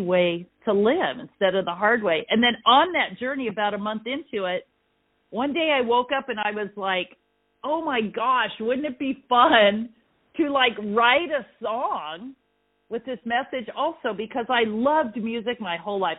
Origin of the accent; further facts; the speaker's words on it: Ventura, California, United States; I am from Ventura, California. It's north of Los Angeles. And I live on the coast there